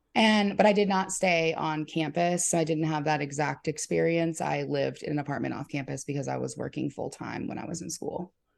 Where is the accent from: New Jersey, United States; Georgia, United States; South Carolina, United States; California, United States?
South Carolina, United States; St. Matthews; also born or lived in Orangeburg, South Carolina; I actually grew up in an even smaller town with one stoplight called Saint Matthews.